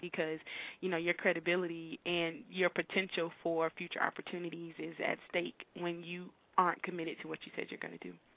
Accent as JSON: {"language": "English", "town": "Miami", "region": "Florida", "country": "United States", "tie": "born or raised there", "moved": "as an adult", "lives_now": "Tallahassee, United States", "said": "I grew up in Miami. I've been in Tallahassee since I moved here to attend college at Florida A&M University"}